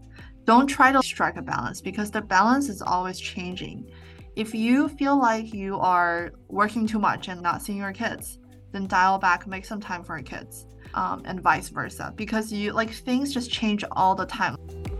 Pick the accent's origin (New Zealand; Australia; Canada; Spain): Canada; Vancouver, British Columbia; Like when I was growing up in Vancouver, there were a lot of people, a lot of rich people in Canada, in Vancouver specifically.